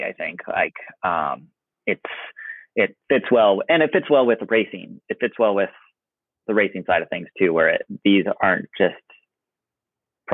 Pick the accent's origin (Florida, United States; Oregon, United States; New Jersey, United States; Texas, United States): Oregon, United States; I grew up in Oregon.